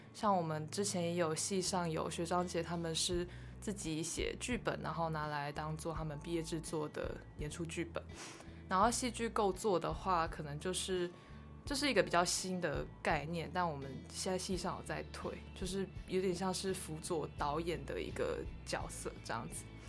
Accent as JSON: {"language": "Chinese", "region": "Kaohsiung", "country": "Taiwan", "tie": "born or raised there", "said": "我是土生土长的高雄人"}